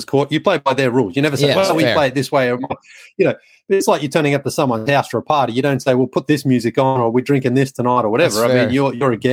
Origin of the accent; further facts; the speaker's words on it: Australia; moved away as an adult; I was, born and raised in Australia. I went backpacking for 6 weeks about 25 years ago and I never went home to live